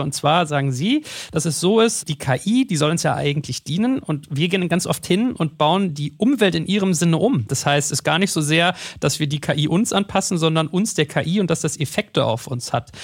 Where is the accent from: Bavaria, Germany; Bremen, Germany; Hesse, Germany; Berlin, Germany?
Berlin, Germany; als Berliner